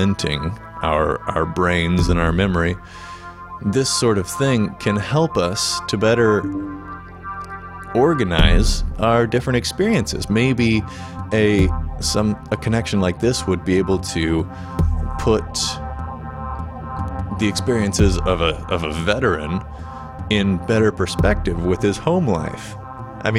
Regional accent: Indiana, United States; I'm originally from Indiana

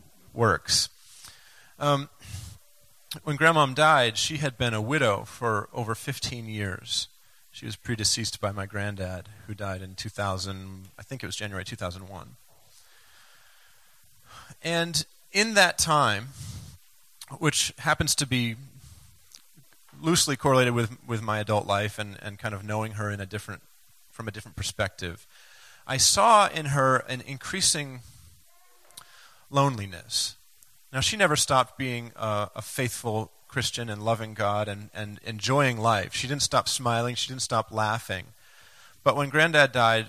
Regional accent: Maine, United States; growing up in Maine

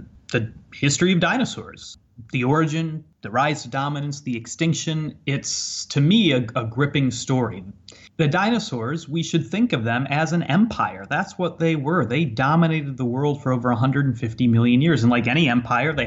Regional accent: Ottawa, Illinois, United States; I grew up in Ottawa, Illinois

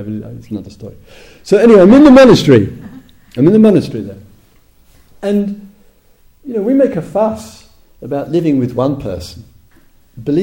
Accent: England, United Kingdom; moved away as an adult; also born or lived in Thailand; being English and totally lazy in terms of learning a foreign language, I'm English.

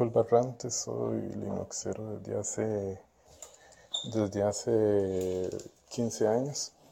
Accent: Costa Rica; soy de Costa Rica

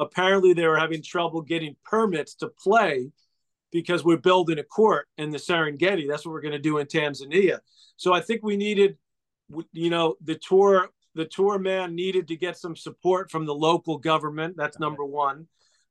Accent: New York City, New York, United States; they moved to sort of the nicer part of Douglaston, Queens, where we grew up

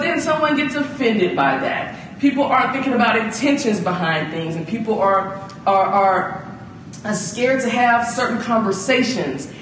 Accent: Atlanta, Georgia, United States; also born or lived in Chicago; as a black female growing up in the South

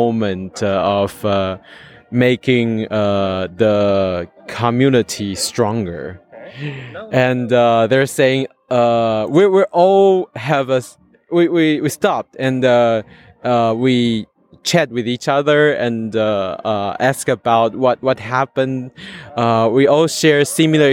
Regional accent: Taiwan; from Taiwan

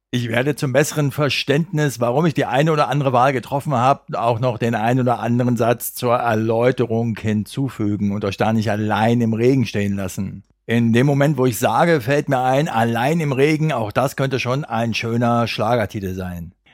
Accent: Berlin, Germany; Als Berliner einen Titel für den Rasenballsport Leipzig Verein auszuwählen, ist relativ einfach

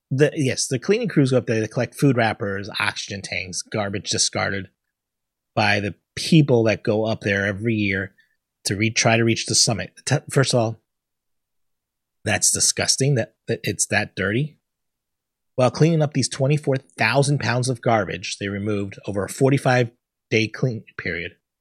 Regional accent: Connecticut, United States; I'm from Connecticut, not from the South

